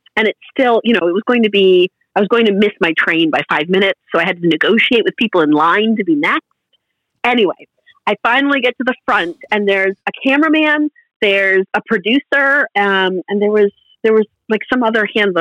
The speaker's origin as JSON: {"language": "English", "region": "Massachusetts", "country": "United States", "said": "I'm from Massachusetts"}